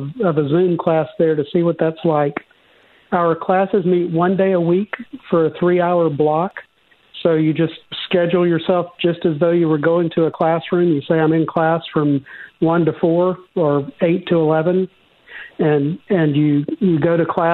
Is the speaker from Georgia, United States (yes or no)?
yes; Georgia, United States; accent: Georgia; my Georgia accent